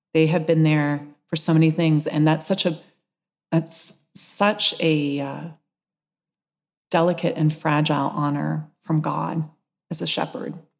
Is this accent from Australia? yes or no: no; London, Ontario, Canada; moved away as an adult; also born or lived in Seattle / Santa Barbara; now in London, Canada; Village Green Community Church in London, Ontario, used to be the library that I bicycled to as a child in my neighborhood